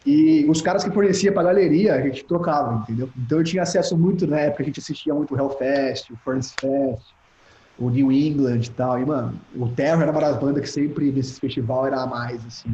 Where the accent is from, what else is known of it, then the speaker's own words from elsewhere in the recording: Piracicaba, São Paulo, Brazil; moved away as an adult; now in Orlando, United States; saí de Piracicaba, tô na Califórnia